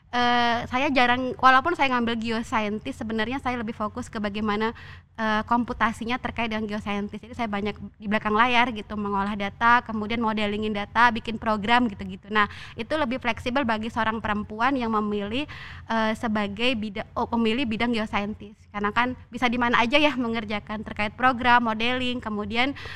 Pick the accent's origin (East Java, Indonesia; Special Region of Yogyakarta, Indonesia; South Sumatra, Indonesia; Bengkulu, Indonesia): Bengkulu, Indonesia; moved away as an adult; saya dari Bengkulu ya saya dari Bengkulu